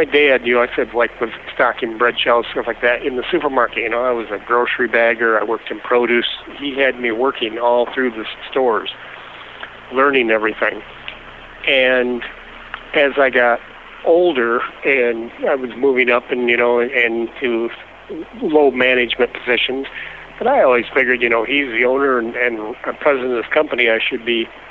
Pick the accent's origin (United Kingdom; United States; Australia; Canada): United States; Hastings, Michigan; also born or lived in Gun Lake, Michigan; I grew up in Hastings, Michigan, and a small town, you know, between Grand Rapids and Kalamazoo